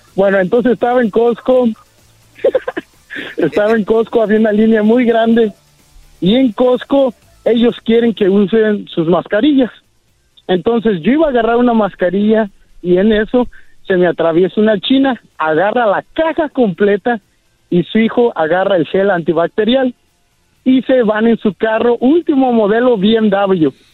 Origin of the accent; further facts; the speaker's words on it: Ciudad Hidalgo, Michoacán, Mexico; now in Vancouver, Canada; la gente de Ciudad Hidalgo, Michoacán, que estamos aquí en Vancouver, Canadá